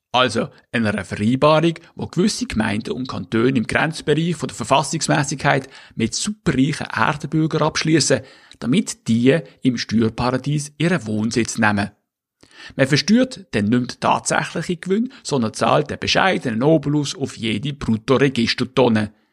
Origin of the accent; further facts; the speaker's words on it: Switzerland; moved away as an adult; also born or lived in Schleswig-Holstein, Germany; now in Germany; Ich habe Glück, extremes Glück gehabt, in der Schweiz als Schweizer geboren zu werden